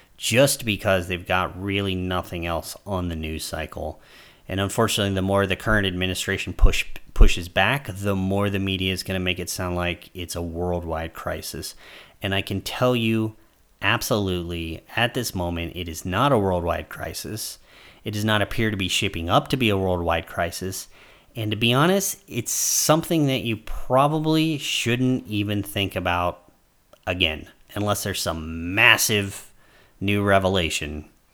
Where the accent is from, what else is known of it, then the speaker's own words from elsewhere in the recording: United States; As an American traveling abroad